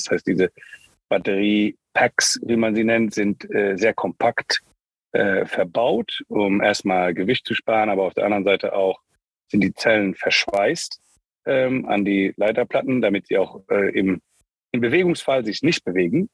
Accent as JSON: {"language": "German", "country": "Luxembourg", "tie": "born or raised there", "also_born_or_lived": "United States / Germany / Spain / China", "moved": "as an adult", "said": "ich bin in Luxemburg geboren, ähm, wie du im Vorgespräch schon sehr gut erkannt hast, teilweise in Amerika aufgewachsen, ich weiß nicht genau, wie du das rausgehört hast, äh, dann ähm, wieder zurück in Luxemburg"}